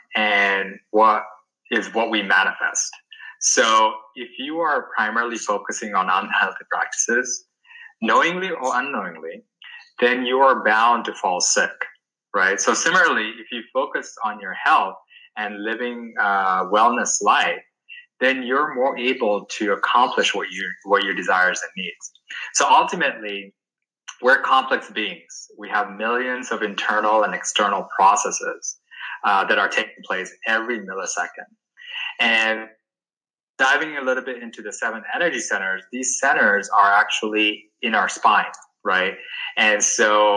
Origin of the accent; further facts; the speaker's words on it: Sri Lanka; moved away; I grew up back in Sri Lanka